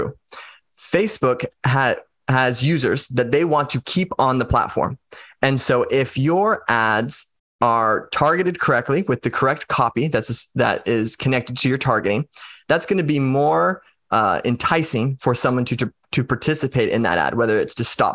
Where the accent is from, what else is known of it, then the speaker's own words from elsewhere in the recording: United States; I'm just an American